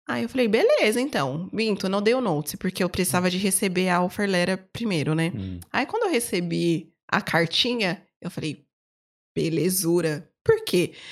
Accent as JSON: {"language": "Portuguese", "country": "Brazil", "said": "Eu falei, não, eu sou brasileira, eu nunca falei que eu, que eu era portuguesa."}